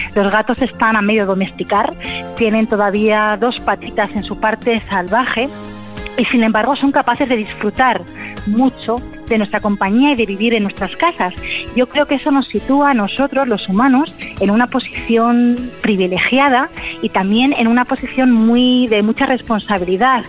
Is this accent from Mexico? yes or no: no; Spain; soy la primera española